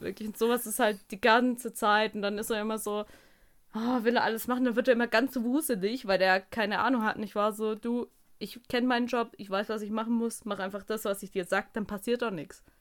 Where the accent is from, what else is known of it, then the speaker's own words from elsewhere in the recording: Germany; als Deutscher